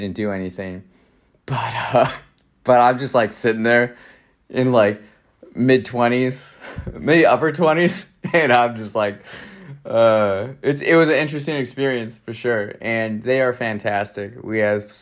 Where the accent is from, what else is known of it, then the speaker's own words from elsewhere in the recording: Raymond, Wisconsin, United States; some friends from my hometown in Raymond, Wisconsin, rural America